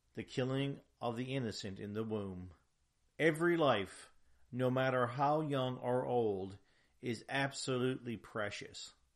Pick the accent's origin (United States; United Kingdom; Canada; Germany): Canada; I'm proud of that heritage as a Canadian.